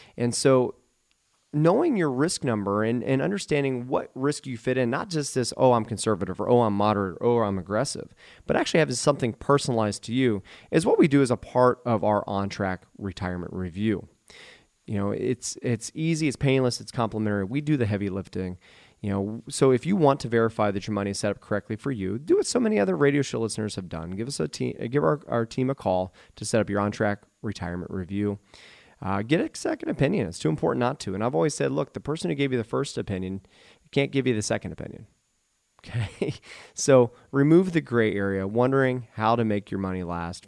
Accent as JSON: {"language": "English", "town": "Eaton", "region": "Ohio", "country": "United States", "tie": "born or raised there", "also_born_or_lived": "Dayton, Ohio / Oxford, Ohio / Beavercreek, Ohio", "said": "I was born and raised in Eaton, Ohio"}